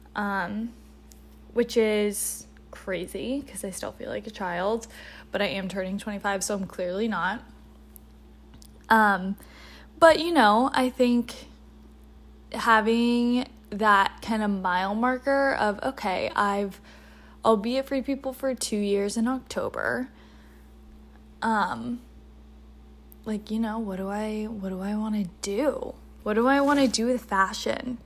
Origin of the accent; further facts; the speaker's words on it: North Carolina, United States; moved away as an adult; now in Philadelphia, United States; I'm from the South, originally from North Carolina specifically.